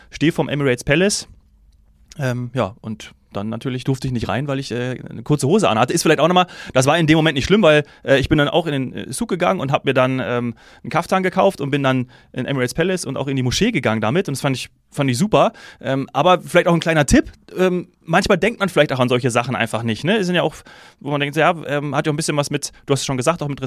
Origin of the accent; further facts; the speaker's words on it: Hesse, Germany; weil ich als Hesse ähm, auch so ein bisschen ein Herz habe für Eintracht Frankfurt